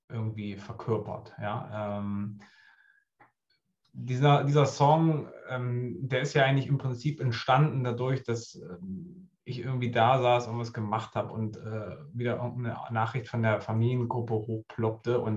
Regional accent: Harz, Germany; Also ich komme auch ursprünglich aus dem Harz.

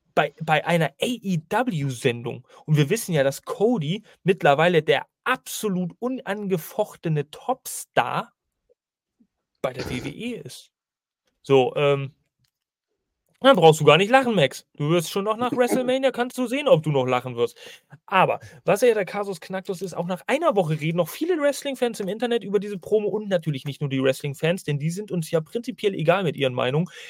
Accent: Northern Germany, Germany; Ich bin ja eigentlich ein Norddeutscher

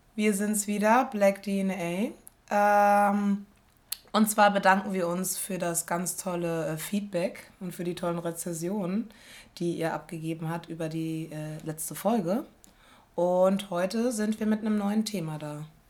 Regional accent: Rhineland-Palatinate, Germany; first language German; moved away as an adult; now in Berlin, Germany; bei uns in Rheinland-Pfalz

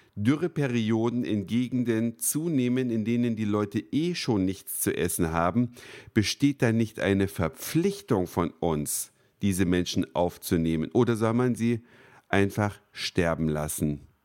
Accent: Germany; wir als Deutsche

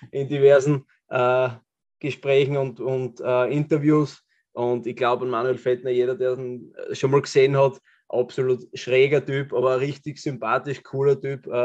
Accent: Austria; als Österreicher

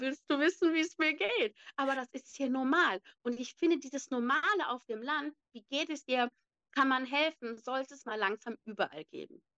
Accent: Neuss, North Rhine-Westphalia, Germany; eigentlich gebürtig aus Neuss. Ich bin in Neuss aufgewachsen

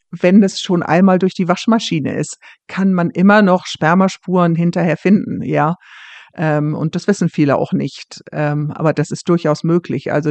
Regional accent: Germany; now in Scotland, United Kingdom; dass ich als Deutsche ähm, dazu gerufen wurde

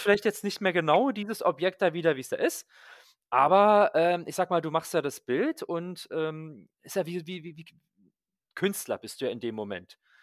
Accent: Berlin, Germany; als äh, Berliner

